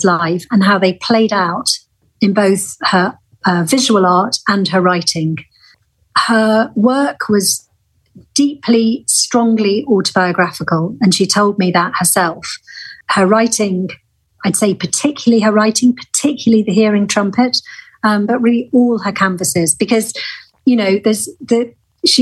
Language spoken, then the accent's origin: English; Lancashire, North West England, United Kingdom; the Lancashire where she was born and I was born